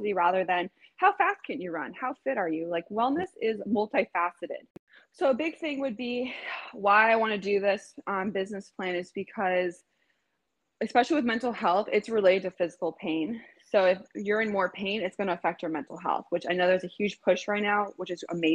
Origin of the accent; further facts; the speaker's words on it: Los Angeles, California, United States; also born or lived in Manhattan Beach, California; I'm born and raised in Los Angeles